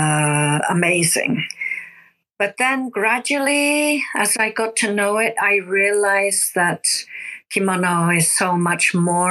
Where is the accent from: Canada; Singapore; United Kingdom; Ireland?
United Kingdom; now in Japan; I'm originally from the UK